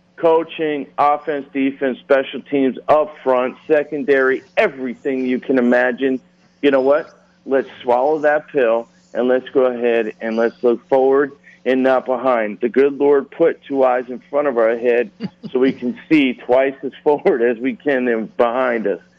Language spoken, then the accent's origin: English; Reading, Pennsylvania, United States; I grew up in Reading, Pennsylvania